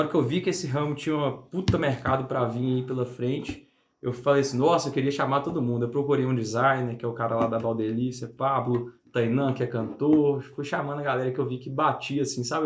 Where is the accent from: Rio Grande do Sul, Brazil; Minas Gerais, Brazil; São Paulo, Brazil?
Minas Gerais, Brazil; Ponte Nova; also born or lived in Belo Horizonte / Viçosa; eu sou de Ponte Nova, aqui uhum. do lado. Nasci, cresci lá